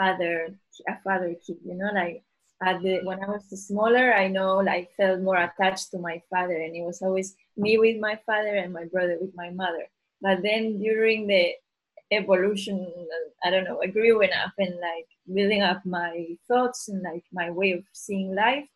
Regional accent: Galicia, Spain; moved away as an adult; also born or lived in Rome / Seville / Brighton; I left my hometown in Galicia, I went to study university in South Galicia, then I moved to Rome, then I moved to Seville, and then I moved

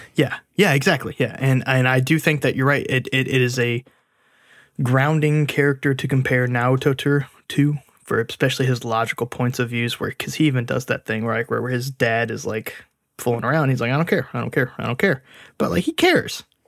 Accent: United States; as an American

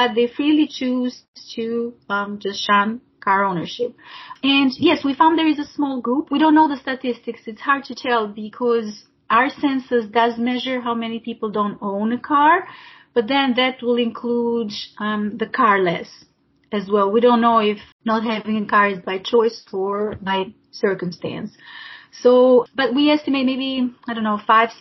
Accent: Albania; now in Brisbane, Australia; I grew up in Albania back when it was still a communist country

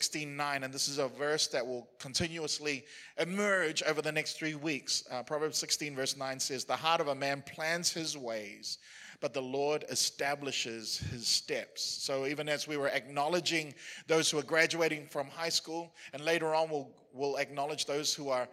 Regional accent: New Zealand; as a New Zealander, as somebody who was born and raised in New Zealand

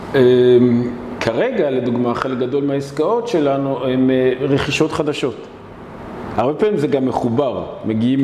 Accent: Israel; אני אבא, אני ישראלי ואני ציוני

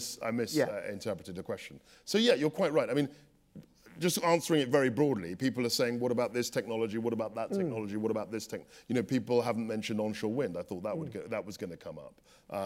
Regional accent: London, United Kingdom; I was brought up in London. My family are from Ghana.

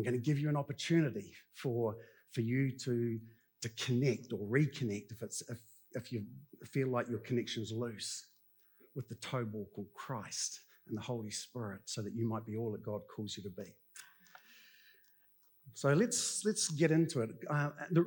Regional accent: New Zealand; being good Kiwi blokes

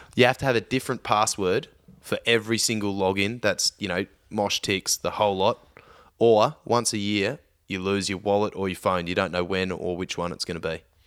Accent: Victoria, Australia; I grew up in Victoria

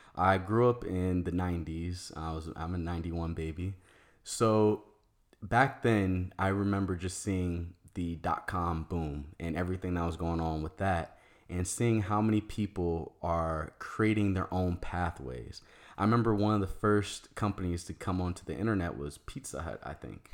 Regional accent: Maryland, United States; moved away as an adult; also born or lived in Virginia / Washington, D.C. / Arizona; I was born in Virginia. I lived and grew up in Maryland, but I went to school in D C

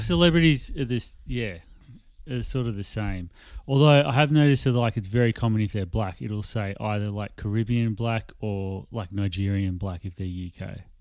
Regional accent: Australia; I put my ethnicity as Australian

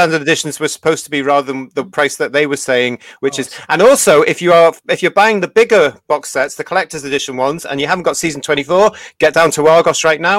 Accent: London, United Kingdom; I'm from London, innit?

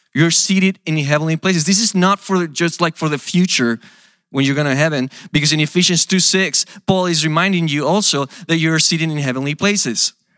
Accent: Mexico; moved away as an adult; also born or lived in Portland, United States; now in United States; I come from Mexico

